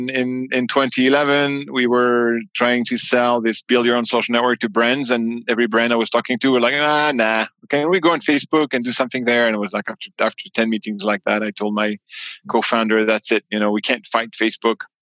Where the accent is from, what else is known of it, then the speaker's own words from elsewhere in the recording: New York, United States; born there; also born or lived in France; citizen born in New York, so I also have the U.S. passport, which makes me a funny beast um, because I'm both American and French, which is a weird mix.